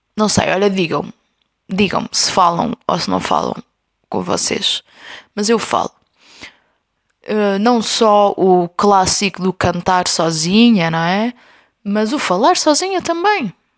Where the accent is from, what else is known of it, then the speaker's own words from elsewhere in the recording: Covilhã, Centro, Portugal; now in Lisbon, Portugal; a Covilhã, que é a minha terra